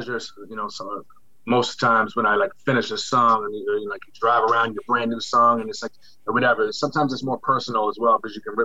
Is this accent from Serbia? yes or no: no; Nova Scotia, Canada; I tell somebody I'm from Scotia, they embrace me immediately